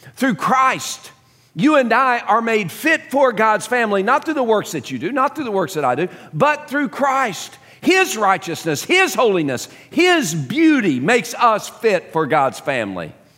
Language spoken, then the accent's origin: English; Dallas, Texas, United States; growing up in Dallas, um, a, as a young kid